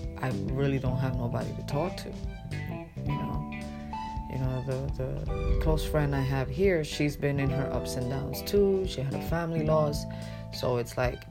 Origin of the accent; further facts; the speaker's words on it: New York City, New York, United States; moved away as an adult; now in Pennsylvania, United States; I'm from Brooklyn, New York, I was raised there for more than 25 years. You know, I came to Pennsylvania basically at 32 years old